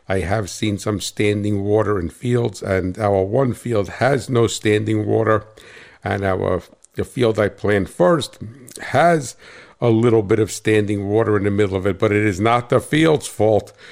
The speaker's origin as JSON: {"language": "English", "town": "Hackettstown", "region": "New Jersey", "country": "United States", "said": "I hail from Cat Swamp Road in Hackettstown, New Jersey. That's right, a New Jersey farmer."}